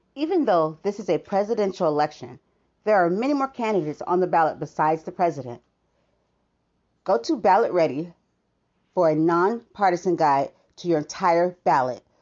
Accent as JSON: {"language": "English", "country": "United States", "said": "as an American citizen"}